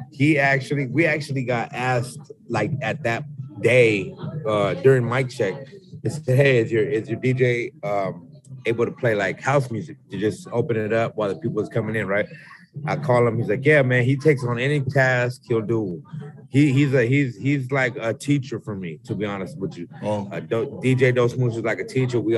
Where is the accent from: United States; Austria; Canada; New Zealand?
United States; Yuma, Arizona; now in Mesa, United States; I'm from the Southwest, Yuma, Arizona